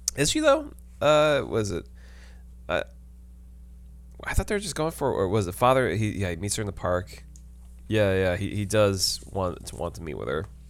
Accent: New York City, New York, United States

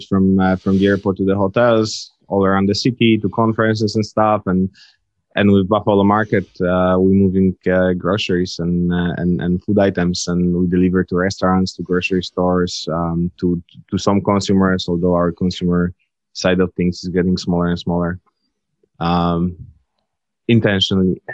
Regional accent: Leszno, Greater Poland, Poland; moved away as an adult; also born or lived in Amsterdam, Netherlands; now in Palo Alto, United States; I was born and raised in Poland.

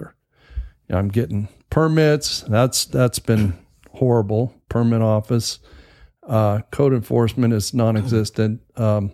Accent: California, United States; moved away; I'm originally from California, and we were pretty good sized contractors out there.

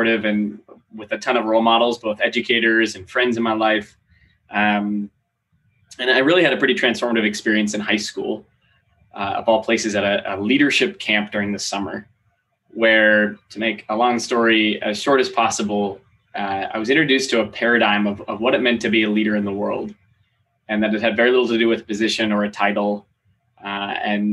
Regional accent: Seattle, Washington, United States; moved away as an adult; also born or lived in Maine; now in Los Angeles, United States; I was born in Maine. Okay. Moved across the country when I was pretty little, like four. I grew up mostly in Seattle

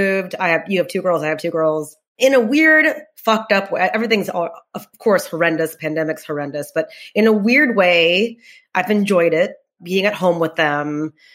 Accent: Texas, United States; I'm from Texas

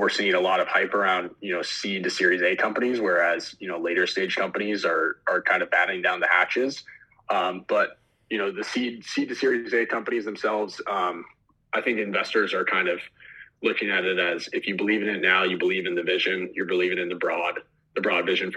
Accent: Los Angeles, California, United States; moved away as an adult; also born or lived in Philadelphia; I grew up in Los Angeles originally

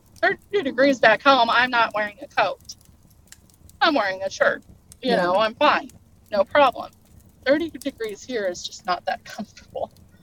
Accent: Boise, Idaho, United States; born there; also born or lived in Oregon; Yeah, I was born in Boise. Mm-hmm. I lived in eastern Oregon, right in the middle of the mountains. So I'm very used to very, very cold weather.

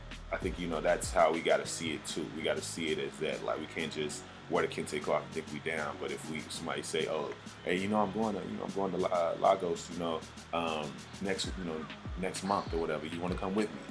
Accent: the South, Southern United States, United States; I am a Southerner.

